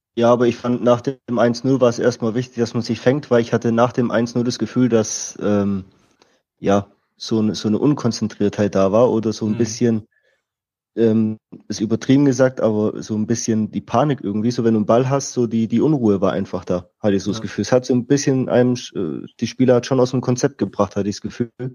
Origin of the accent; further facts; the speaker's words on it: Stuttgart, Baden-Württemberg, Germany; also born or lived in Austria; bin in Stuttgart aufgewachsen, in der Nähe von Stuttgart